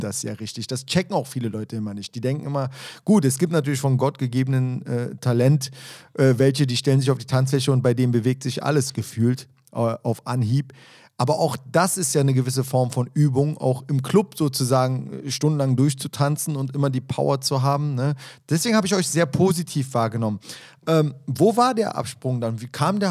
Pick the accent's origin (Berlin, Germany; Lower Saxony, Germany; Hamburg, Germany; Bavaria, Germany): Berlin, Germany; ich bin ja auch ein Berliner Junge